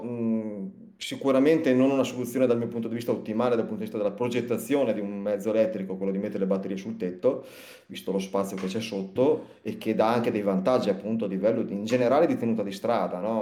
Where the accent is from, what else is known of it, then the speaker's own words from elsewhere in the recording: Liguria, Italy; sono ligure